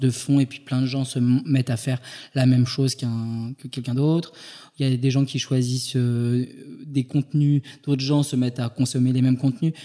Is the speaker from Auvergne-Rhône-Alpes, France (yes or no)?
no; Île-de-France, France; also born or lived in Paris; je suis né en Ile-de-France